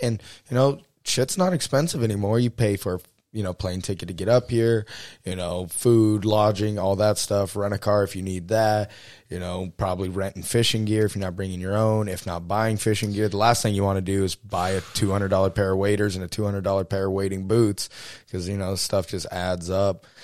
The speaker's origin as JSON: {"language": "English", "region": "Texas", "country": "United States", "tie": "born or raised there", "also_born_or_lived": "South Dakota", "moved": "yes", "said": "growing up in Texas, we drive, you know, twelve hours up into the Panhandle"}